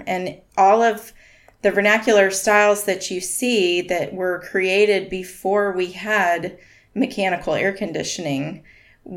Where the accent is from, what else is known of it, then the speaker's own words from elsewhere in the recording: Park City, Utah, United States; I grew up in Park City, Utah, which is up in the Wasatch Mountains